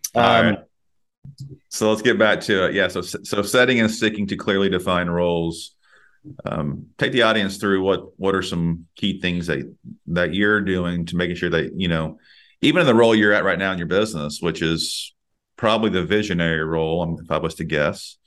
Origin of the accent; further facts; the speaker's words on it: Texas, United States; myself, born and raised in Texas